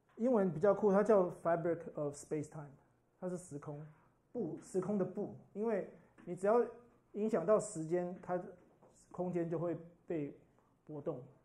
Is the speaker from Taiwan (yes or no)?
no; Brazil; 我小时候在天主教， 天主教的国家， 这是百分之八十， 巴西是， 就是天主教最多的人的地方